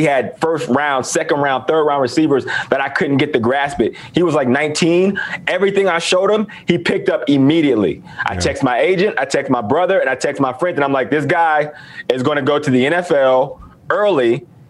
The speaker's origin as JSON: {"language": "English", "region": "Western Pennsylvania", "country": "United States", "said": "I am from Western Pennsylvania. I was taught football a certain way."}